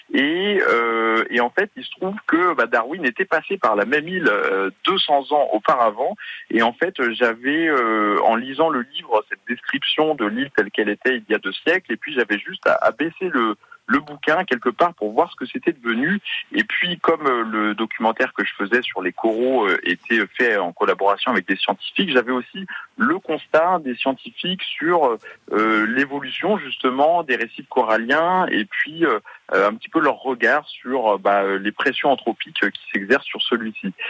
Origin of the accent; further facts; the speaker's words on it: Brittany, France; je suis breton moi-même